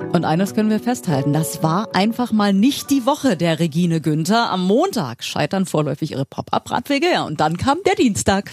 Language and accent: German; Berlin, Germany; Vor 41 Jahren hier in Berlin geboren. Ich habe auch nie woanders gewohnt